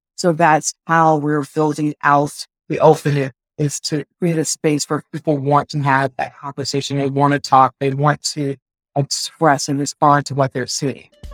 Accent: Richmond, Virginia, United States; I'm from Richmond, Virginia originally

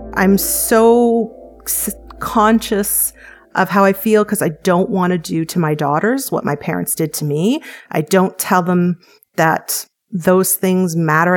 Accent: Canada; I'm Canadian, live in Canada

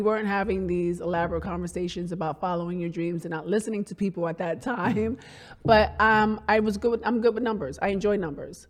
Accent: New York City, New York, United States; born or raised there

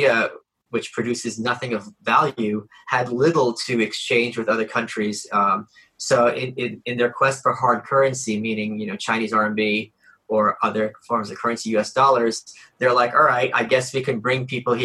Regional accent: Russia; I was born in Russia

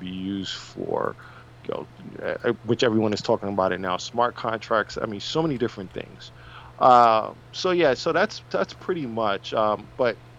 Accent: New York, United States; I was born and raised in New York

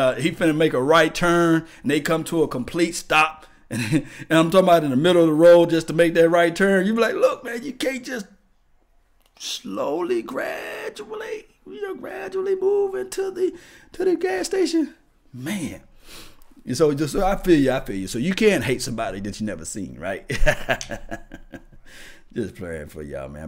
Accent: Mississippi, United States; now in Dallas, United States; I'm from Mississippi

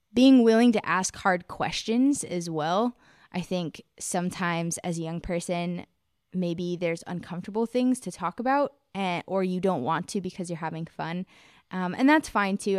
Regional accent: United States; I'm from America

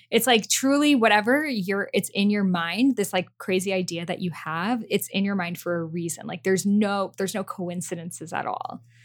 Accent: Boston, Massachusetts, United States; English is a second language; I grew up in Boston

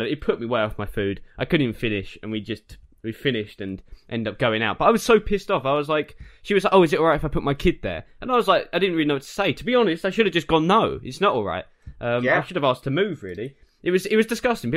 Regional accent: United Kingdom; we're from Arlo, down the road.

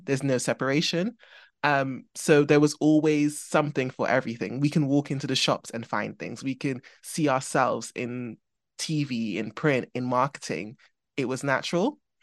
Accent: Trinidad & Tobago; now in England; I grew up in Trinidad

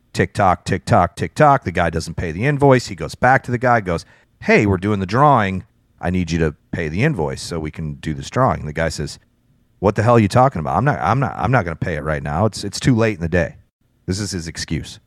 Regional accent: near Chicago, Illinois, United States; I grew up near Chicago

